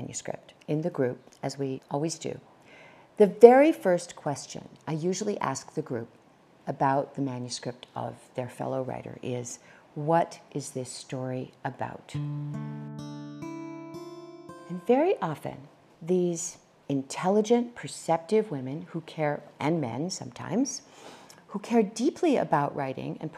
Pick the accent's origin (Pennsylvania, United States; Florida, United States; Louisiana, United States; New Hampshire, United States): New Hampshire, United States; moved away; also born or lived in California; I was born in the state of New Hampshire, and I ultimately made my way to the state of California